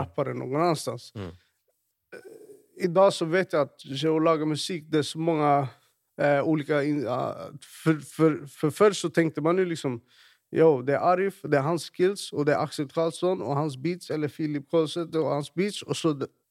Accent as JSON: {"language": "Norwegian", "town": "Stockholm", "region": "Stockholm County", "country": "Sweden", "tie": "born or raised there", "moved": "yes", "lives_now": "Norway", "said": "jeg vokste opp i, i, i Rinkeby"}